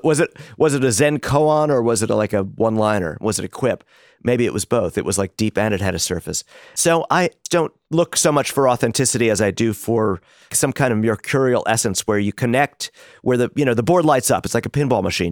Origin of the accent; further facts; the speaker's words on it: New York City, New York, United States; the public schools in Brooklyn and the confusions of growing up in New York in that period